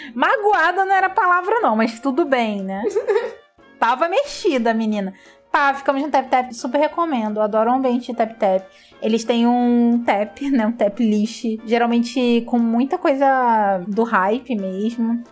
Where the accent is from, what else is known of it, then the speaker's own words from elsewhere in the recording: Rio de Janeiro, Brazil; a gente é carioca